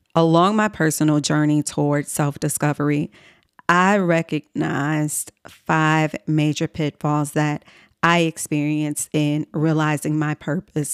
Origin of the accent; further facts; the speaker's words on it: Chicago, Illinois, United States; moved away as an adult; also born or lived in New York City; my hometown in Chicago, Illinois